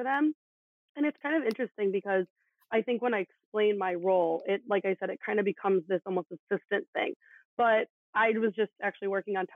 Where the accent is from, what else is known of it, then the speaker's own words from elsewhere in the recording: Chicago, Illinois, United States; growing up in Chicago